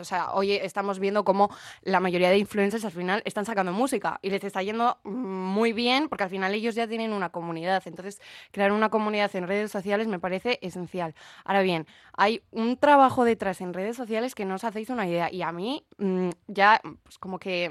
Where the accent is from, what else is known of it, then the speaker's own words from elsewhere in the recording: Bilbao, Basque Country, Spain; la ciudad de donde soy